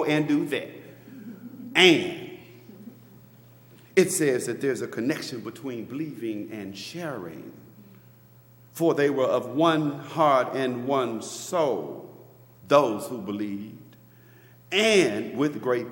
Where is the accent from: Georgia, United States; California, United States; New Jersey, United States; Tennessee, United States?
Tennessee, United States; Memphis; now in Maryland, United States; I'm from Memphis, Tennessee, the South